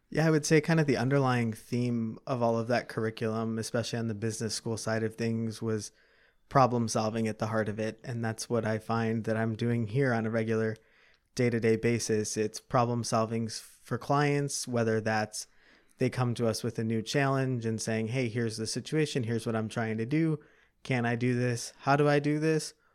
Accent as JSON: {"language": "English", "town": "Chicago", "region": "Illinois", "country": "United States", "tie": "born or raised there", "said": "I grew up in the southwest suburbs of Chicago"}